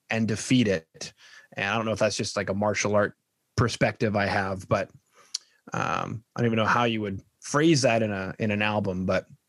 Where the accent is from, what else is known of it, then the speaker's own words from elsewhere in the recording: Winnipeg, Manitoba, Canada; now in Edmonton, Canada; I'm from Winnipeg